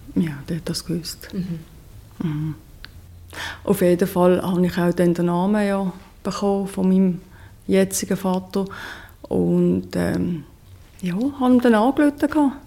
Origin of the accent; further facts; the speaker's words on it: Switzerland; ich bin Schweizerin